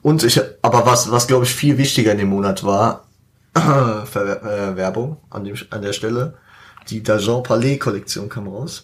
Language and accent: German; Frankfurt, Hesse, Germany; dass wir die fünfgrößte Stadt Deutschlands sind